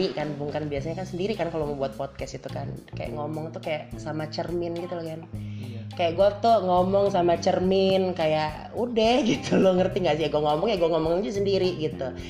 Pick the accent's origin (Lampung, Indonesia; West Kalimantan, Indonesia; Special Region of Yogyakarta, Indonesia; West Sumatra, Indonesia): Lampung, Indonesia; Kotabumi; born there; karena kebetulan emang gua lagi di tanah kelahiran gue nih, coy, tanah kelahiran